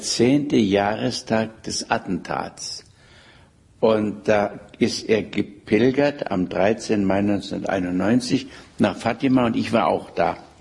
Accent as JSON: {"language": "German", "country": "Germany", "said": "als Deutscher"}